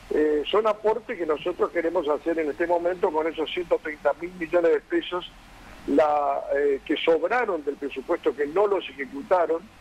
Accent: Buenos Aires, Argentina; also born or lived in Corrientes; hace 44 años que vivo en la ciudad de Buenos Aires y nací también en Buenos Aires

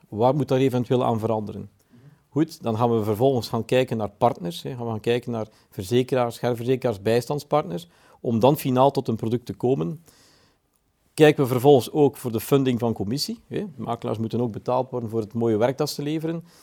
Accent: Belgium; We komen als Belgen

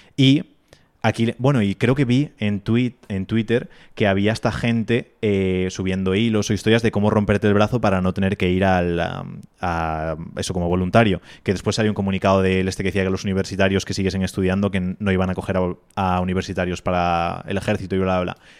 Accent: Spain

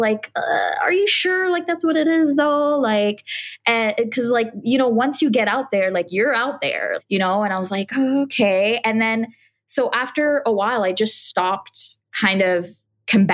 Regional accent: Montreal, Quebec, Canada; moved away as an adult; now in Toronto, Canada; I was born and raised in Montreal, Canada, and I had just moved here to Toronto about 5 years prior to that time.

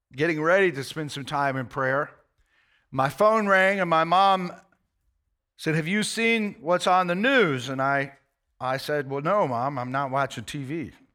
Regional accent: United States; as an American

